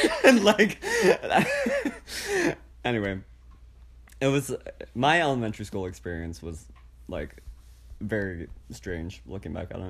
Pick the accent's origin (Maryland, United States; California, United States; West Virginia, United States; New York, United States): Maryland, United States; Easton; also born or lived in Cambridge, Maryland; I was born in Easton, Maryland. Oh yeah. I have not moved. I mean, I stayed in the within 30 minutes of Easton.